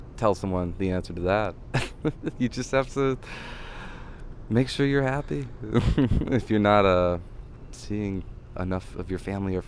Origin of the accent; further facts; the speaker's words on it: Cleveland, Ohio, United States; where I grew up in Cleveland